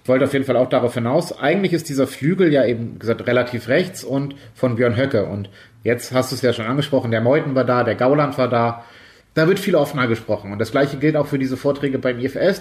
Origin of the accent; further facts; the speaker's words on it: Schleswig-Holstein, Germany; Aumühle ist quasi um die, um die Ecke von meinem Heimatort in der Nähe von Hamburg